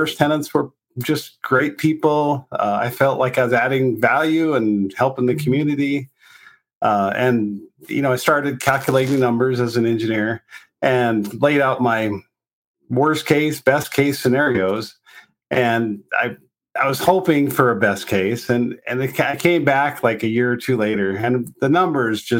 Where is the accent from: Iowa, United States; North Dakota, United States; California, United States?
North Dakota, United States; moved away as an adult; also born or lived in Longmont, Colorado; now in Colorado, United States; I grew up in North Dakota